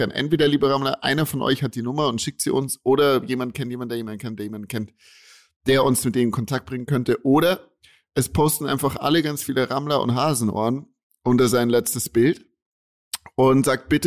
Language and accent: German; Bavaria, Germany; Ich bin Bayer, Leute.